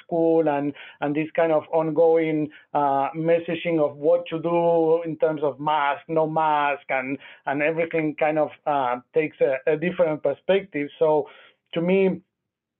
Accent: Argentina; moved away as an adult; also born or lived in Nashville, United States; now in Memphis, United States; I'm originally from Argentina. I did med school and pediatric residency there.

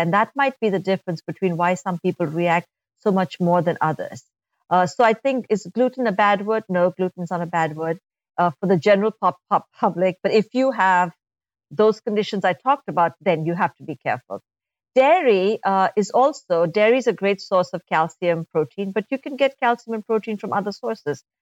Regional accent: India; moved away; I'm, I'm from India uh, originally

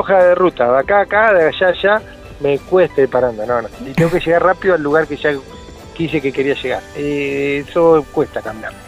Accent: Pehuajó, Buenos Aires, Argentina; now in Trenque Lauquen, Argentina; yo soy nativo de Pihue eh, ya más de la mitad de mi vida estoy acá en Trenguela

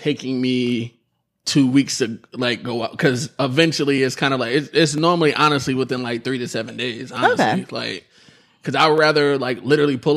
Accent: Buffalo, New York, United States; I'm from Buffalo

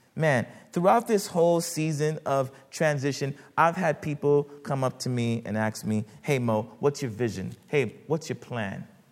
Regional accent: United States; my parents immigrated from Haiti and uh, when I was much younger, uh, the, uh, growing up in the United States

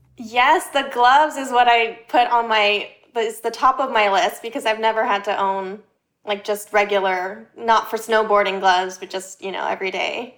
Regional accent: Los Angeles, California, United States; moved away as an adult; also born or lived in Orange County, California; now in New York City, United States; I grew up in L A area, went to school in Orange County

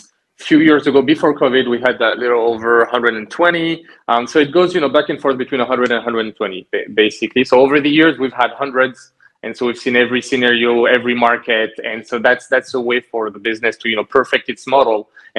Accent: France; moved away as an adult; also born or lived in Canada; now in Halifax, Canada; I grew up in France, and at the end of my MBA, I had the opportunity to come back to Canada.

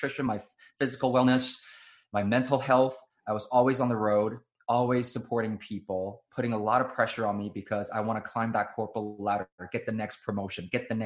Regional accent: Taiwan; I was born and raised in Taiwan

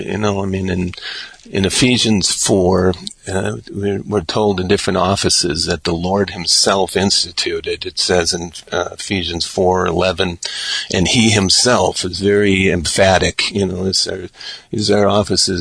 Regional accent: Oconomowoc, Wisconsin, United States; also born or lived in Los Angeles, California; now in Madison, United States; I grew up out in around Heartland, Oconomowoc area

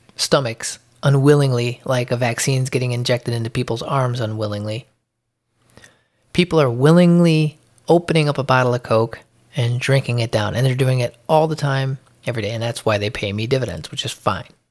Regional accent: Chicago, Illinois, United States; I'm from Chicago

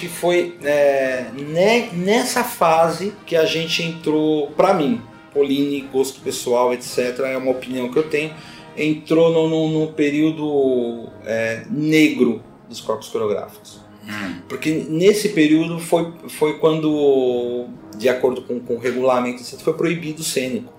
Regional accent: São Paulo, Brazil; eu sou aqui do bairro de Pirituba, nasci aqui no bairro de Pirituba

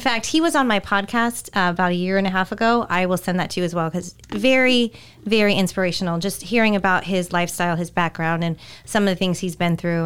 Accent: California, United States; moved away; growing up in California, we had a huge Mexican community

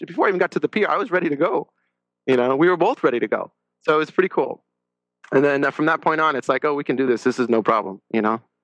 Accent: La Crescenta, California, United States; grew up in la crescenta uh, california

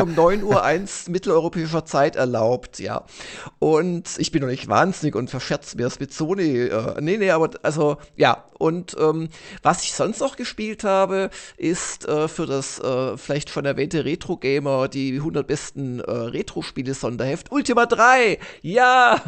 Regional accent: Ilsfeld, Baden-Württemberg, Germany; in Ilsfeld waren, in meinem Heimatdorf

